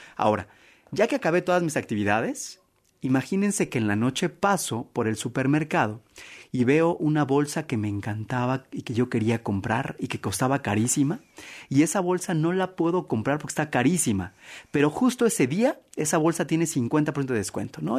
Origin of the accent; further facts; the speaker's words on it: Mexico; como buen mexicano